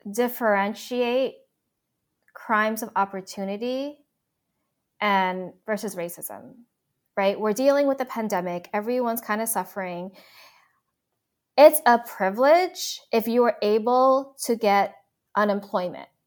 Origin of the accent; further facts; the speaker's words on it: New York, United States; I don't know if it's because we grew up in New York